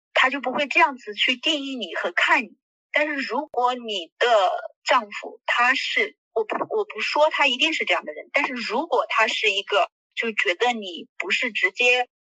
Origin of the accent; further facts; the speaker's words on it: China; 我们中国人